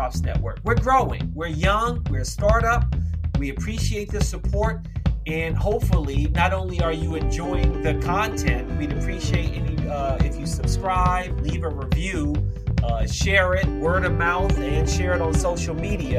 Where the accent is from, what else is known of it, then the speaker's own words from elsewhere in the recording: Washington, District of Columbia, United States; growing up in Washington, D.C. proper